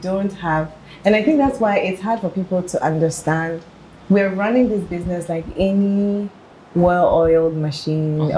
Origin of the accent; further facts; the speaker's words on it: Accra, Greater Accra, Ghana; i grew up in Accra